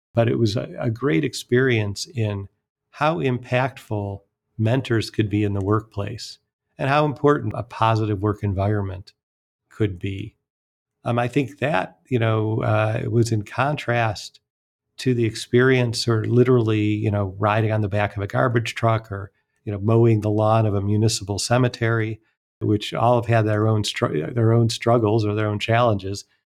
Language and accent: English; Cleveland, Ohio, United States; I enjoyed growing up outside Cleveland, Ohio